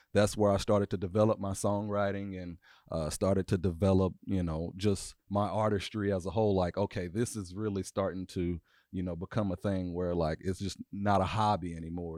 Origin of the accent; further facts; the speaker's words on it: Nashville, Tennessee, United States; I am two four, uh, born and raised in Nashville, Tennessee